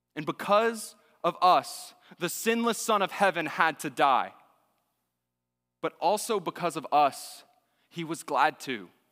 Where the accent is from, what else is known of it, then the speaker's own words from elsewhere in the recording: Austin, Texas, United States; I grew up in Austin, Texas, in the public schools in Austin, Texas